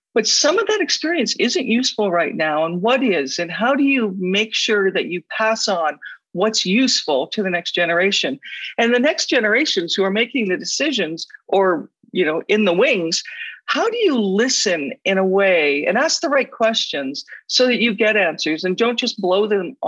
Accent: Alberta, Canada; I come from Alberta where there are lots of dinosaur

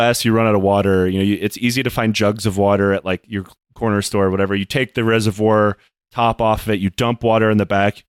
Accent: United States; I'm American

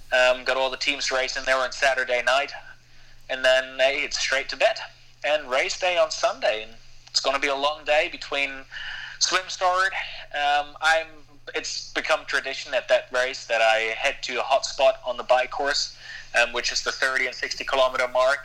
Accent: Germany; moved away as an adult; now in Girona, Spain; I'm from Germany, so I'm I'm not grown up with the mentality of countries where you don't talk about pay

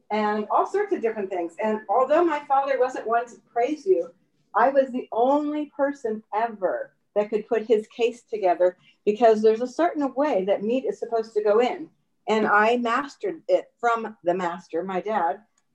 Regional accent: San Francisco, California, United States; I grew up in North Beach in San Francisco

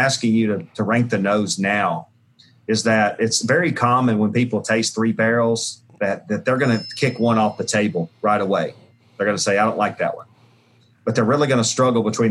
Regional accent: Jackson, Tennessee, United States; I made Pringles potato chips and in my hometown of Jackson

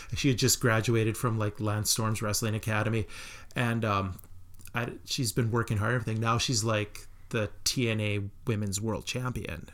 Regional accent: Melville, Saskatchewan, Canada; growing up in Melville

